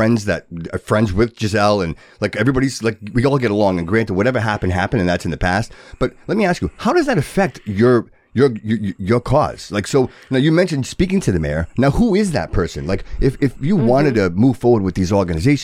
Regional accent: Fall River, Massachusetts, United States; moved away; I'm from Fall River, born and raised.

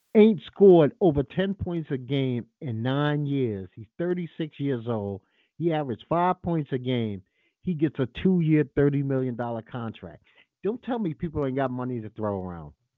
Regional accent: United States; This is my country. I don't have another country.

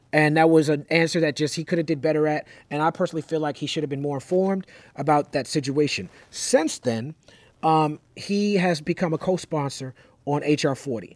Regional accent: New York City, New York, United States; I'm from Brooklyn

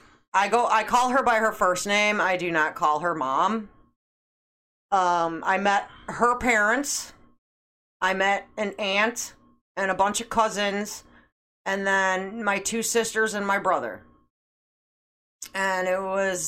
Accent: Schaumburg, Illinois, United States; grew up in Schaumburg

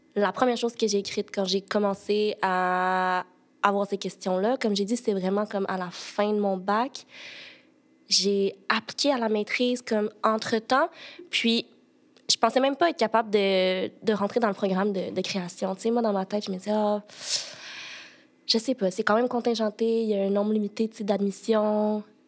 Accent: Sherbrooke, Quebec, Canada; moved away as an adult; also born or lived in China; now in Montreal, Canada; moi, je suis née en Chine, puis j'ai été adoptée à l'âge de 8 mois. Puis mes parents adoptifs euh, viennent de Sherbrooke, donc j'ai grandi toute ma vie, j'ai été à Sherbrooke

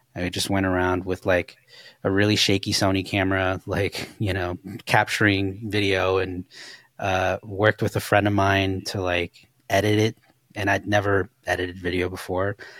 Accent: Los Angeles, California, United States; I grew up in Koreatown

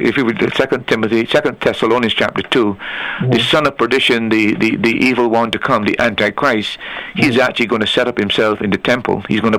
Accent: Barbados; now in Antigua and Barbuda; I came from Barbados, and when I was there, we observed Good Friday

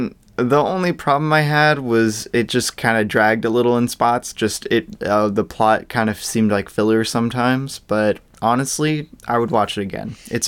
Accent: United States; It was a big stepping stone for me as an American film viewer.

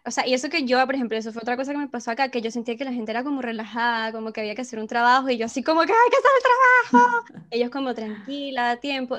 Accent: Venezuela; accent: Venezuelan; moved away

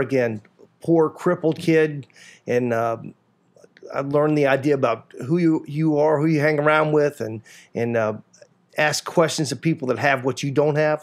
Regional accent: Sanford, Florida, United States; also born or lived in Mississippi; I was born and raised in Sanford, Florida

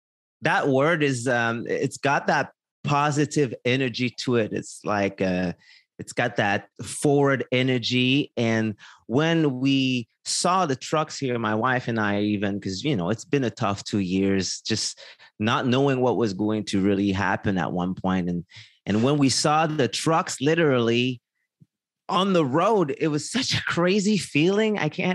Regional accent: Quebec, Canada; I mean, I'm from Quebec, as you know

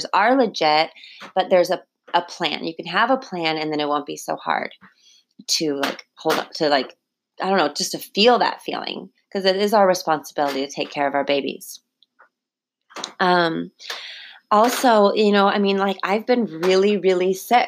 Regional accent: California, United States; now in Hawaii, United States; I was growing up in California

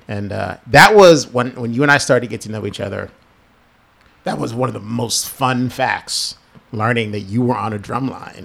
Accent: New Jersey, United States; growing up in Jersey

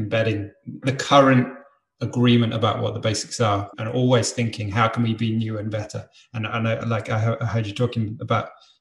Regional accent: East of England, United Kingdom; In the UK, in the east of England.

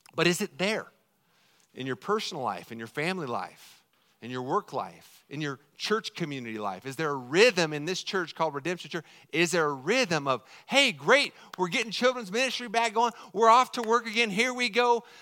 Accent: Colorado, United States; moved away; I'm fourth generation from Colorado

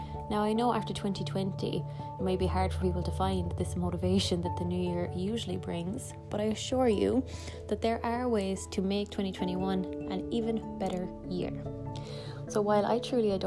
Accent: Ireland; I am from Ireland

